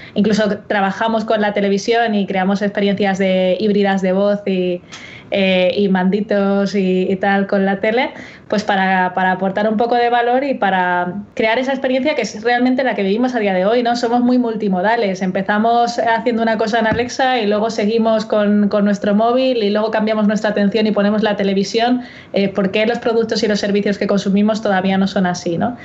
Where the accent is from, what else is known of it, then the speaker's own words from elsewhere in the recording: Melilla, Spain; yo soy de Melilla